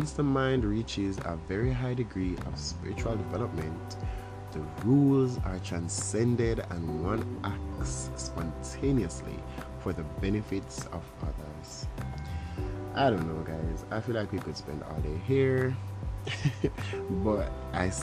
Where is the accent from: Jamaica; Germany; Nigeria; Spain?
Jamaica; I'm Jamaican